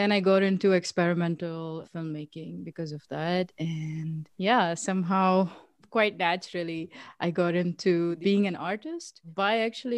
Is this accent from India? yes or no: yes; South India, India; I was born and I was brought up in India, like in South India, next to like a big city. So I didn't live in the city. I was living outside.